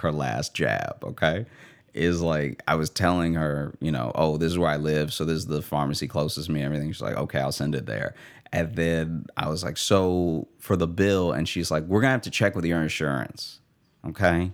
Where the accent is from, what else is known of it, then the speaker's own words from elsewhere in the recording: Louisiana, United States; also born or lived in Chicago; now in New York, United States; a Louisiana funeral, which is then, like, who's gonna, who's gonna fly to my hometown